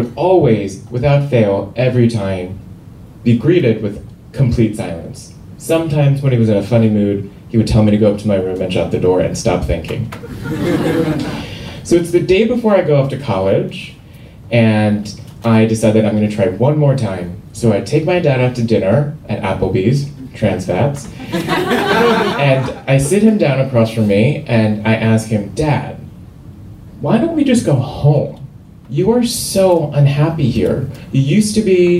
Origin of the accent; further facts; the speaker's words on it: Seoul, South Korea; moved away; I grew up in Seoul, South Korea